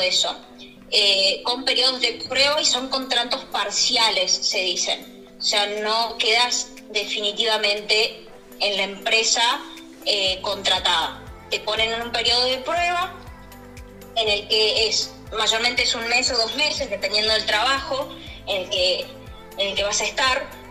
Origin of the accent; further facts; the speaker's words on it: Argentina; moved away as an adult; now in Barcelona, Spain; somos argentinos, sabemos que somos personas sumamente luchadoras, emprendedoras y hemos pasado momentos terribles en nuestro país